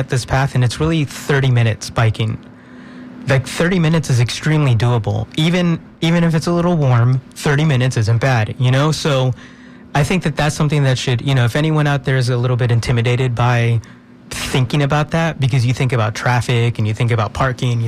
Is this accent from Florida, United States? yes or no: yes; Tampa, Florida, United States; I was born and raised in Tampa. I've lived here most of my life